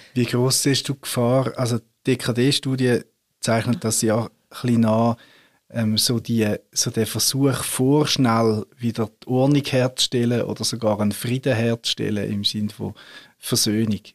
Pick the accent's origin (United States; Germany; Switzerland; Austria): Switzerland; wir Reformierte in der Schweiz